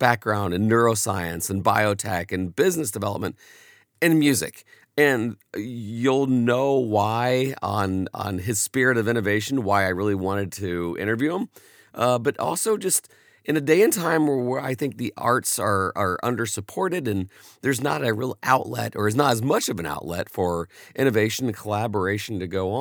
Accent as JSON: {"language": "English", "town": "Indianapolis", "region": "Indiana", "country": "United States", "said": "I'm from Indianapolis"}